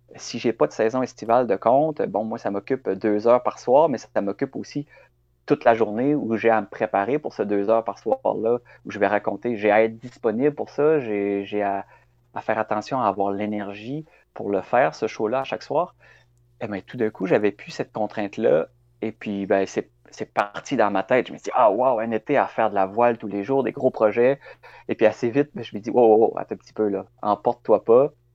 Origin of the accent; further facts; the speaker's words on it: Quebec City, Quebec, Canada; moved away as an adult; now in Carleton-sur-Mer, Canada; je suis originaire de Québec. Euh, j'ai vécu là jusqu'à l'âge de 25 ans